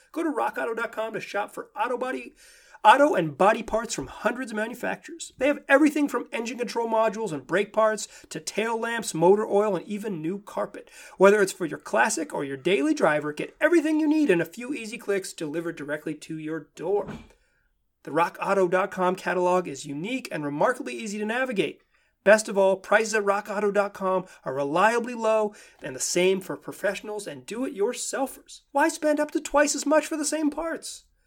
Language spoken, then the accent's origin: English; Chapel Hill, North Carolina, United States; my hometown of Chapel Hill, North Carolina